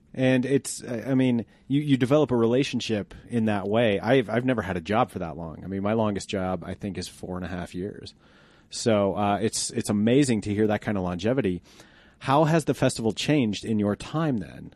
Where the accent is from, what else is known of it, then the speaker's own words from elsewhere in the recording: Golden, Colorado, United States; We grew up here long enough to remember when those areas were kind of rural